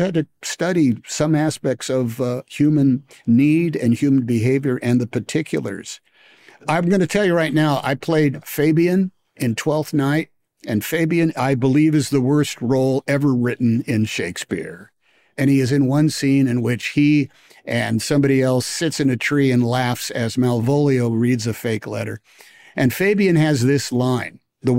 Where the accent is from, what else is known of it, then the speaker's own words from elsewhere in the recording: Oakland, California, United States; I didn't go to New York City. I was from Oakland, for goodness sake.